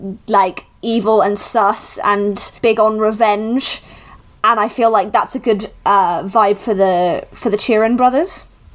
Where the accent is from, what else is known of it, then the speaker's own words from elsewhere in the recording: Wales, United Kingdom; my absolutely rampant Welsh nationalism